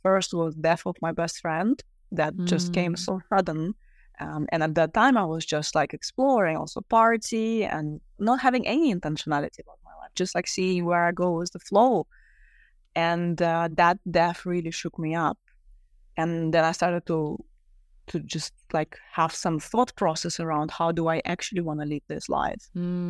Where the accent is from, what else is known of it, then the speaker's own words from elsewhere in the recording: Russia; moved away; I grew up in Russia